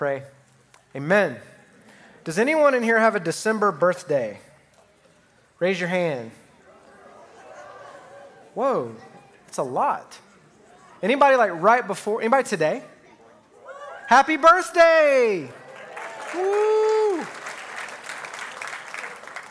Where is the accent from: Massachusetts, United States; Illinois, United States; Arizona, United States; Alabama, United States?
Alabama, United States; So just to let you know where I'm from Alabama